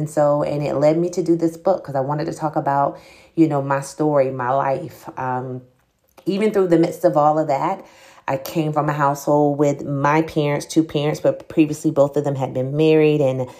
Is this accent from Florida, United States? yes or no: yes; Jacksonville, Florida, United States; also born or lived in Atlanta / Alabama / Arkansas; I was born in Jacksonville, Florida. So I am a Floridian. However, I've lived in the Atlanta area. I've lived in Alabama. I've lived in Arkansas, and now I'm back in Florida.